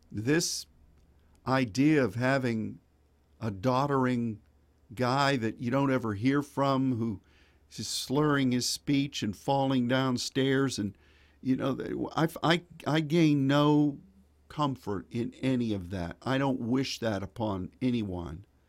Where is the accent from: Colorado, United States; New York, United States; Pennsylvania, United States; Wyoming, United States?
Pennsylvania, United States; Pittsburgh; moved away; I grew up in Pittsburgh, Pennsylvania